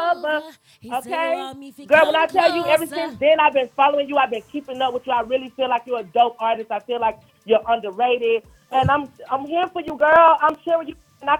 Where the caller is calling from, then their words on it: Brooklyn, New York, United States; I'm calling from motherfucking Brooklyn, but I just touched down to Atlanta.